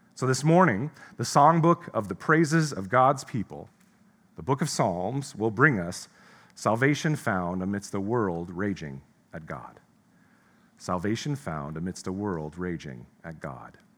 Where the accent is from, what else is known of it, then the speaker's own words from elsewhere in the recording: United States; As an American, an American pastor